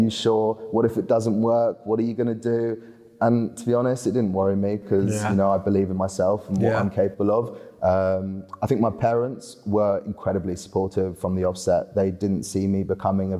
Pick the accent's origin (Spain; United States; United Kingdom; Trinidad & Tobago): Spain; moved away; I grew up in Spain on a golf course